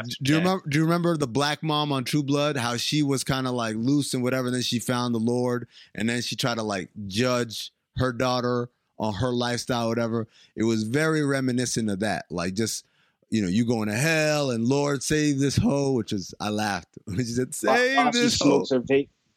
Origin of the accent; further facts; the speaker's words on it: New York City, New York, United States; I'm from New York City.